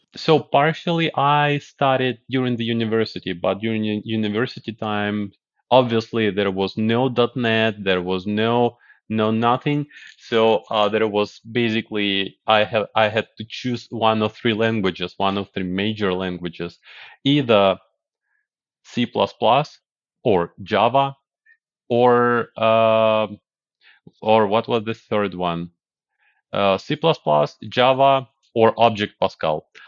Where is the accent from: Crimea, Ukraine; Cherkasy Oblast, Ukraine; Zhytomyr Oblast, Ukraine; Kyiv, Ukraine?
Kyiv, Ukraine; moved away as an adult; now in United States; I was born in Kyiv, the capital of Ukraine. Yes, and, uh, after the collapse, we got the independence, and after that, I grew up. I, I finished my high school. I finished university